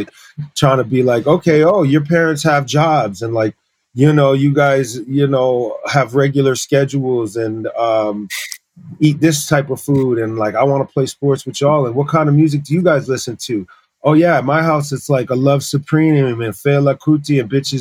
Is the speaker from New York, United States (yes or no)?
no; Massachusetts, United States; also born or lived in Paris, France; I grew up in the States since I was just like a year old